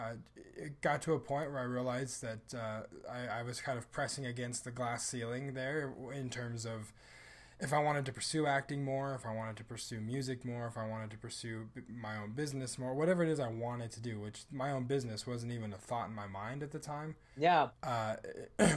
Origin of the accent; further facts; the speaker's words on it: Riverton, Wyoming, United States; moved away as an adult; now in Colorado, United States; Riverton, Wyoming is my hometown.